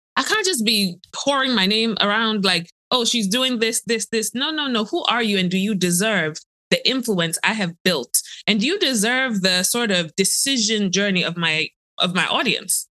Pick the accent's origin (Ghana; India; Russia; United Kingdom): Ghana; I'm a girl from Ghana